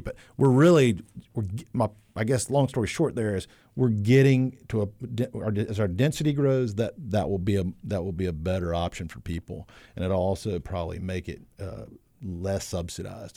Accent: High Point, North Carolina, United States; now in Wilmington, United States; I grew up in the Piedmont.

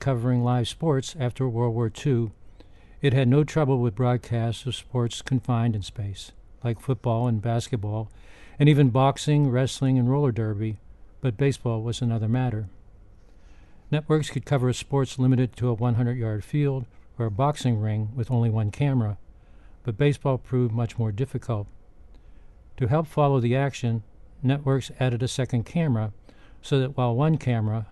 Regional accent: Pittsburgh, Pennsylvania, United States; moved away; my hometown Pittsburgh

